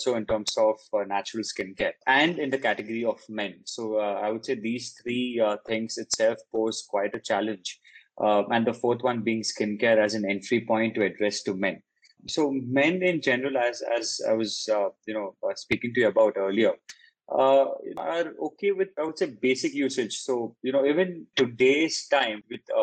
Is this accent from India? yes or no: yes; India; also born or lived in Paris; an Indian grown guy